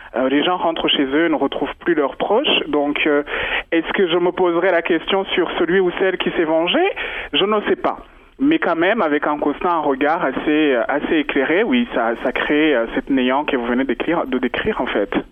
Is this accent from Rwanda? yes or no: yes; Rwanda; moved away; je suis rwandaise, euh, je suis née au Rwanda, j'adore ma culture